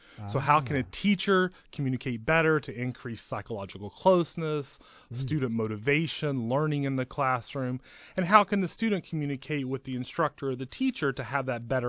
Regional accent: West Texas, United States; moved away as an adult; also born or lived in Lubbock, Texas / Kansas / Ohio; now in Michigan, United States; No, I'm from Texas.

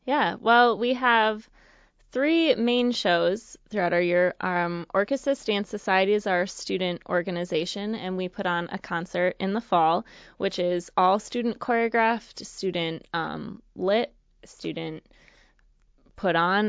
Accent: just outside of Madison, Wisconsin, United States; moved away; I grew up just outside of Madison, Wisconsin

